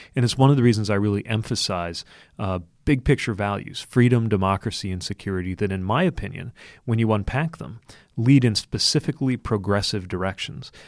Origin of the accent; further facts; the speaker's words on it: Indiana, United States; I grew up in Indiana